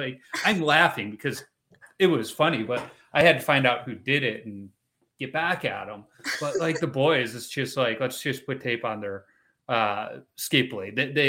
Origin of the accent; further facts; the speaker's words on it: Chicago, Illinois, United States; moved away; I'm originally from Chicago.